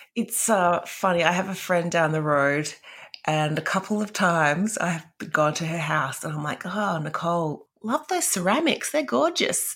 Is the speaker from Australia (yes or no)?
yes; Perth, Western Australia, Australia; now in Melbourne, Australia; I grew up in Perth and we would have moved house four or five times there and then moved to Melbourne.